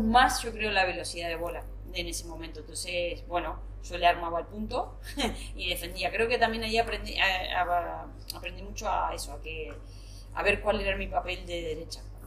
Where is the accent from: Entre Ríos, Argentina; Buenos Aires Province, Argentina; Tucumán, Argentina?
Entre Ríos, Argentina; Paraná; moved away as an adult; also born or lived in Buenos Aires, Argentina; now in Spain; irme a vivir fuera de mi ciudad natal, en Paraná